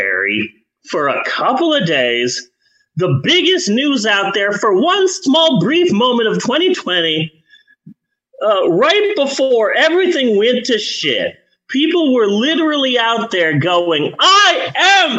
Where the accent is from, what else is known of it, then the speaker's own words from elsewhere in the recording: United States; We're just Americans being American.